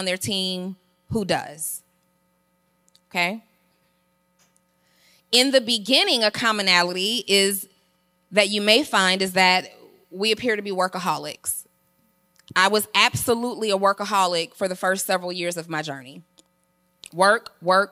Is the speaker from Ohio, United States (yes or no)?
no; College Park, Georgia, United States; I'm from College Park, Georgia